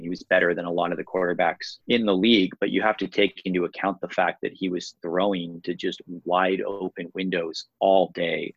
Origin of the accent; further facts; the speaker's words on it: Bay Area, California, United States; I live in the Bay Area, born in the Bay Area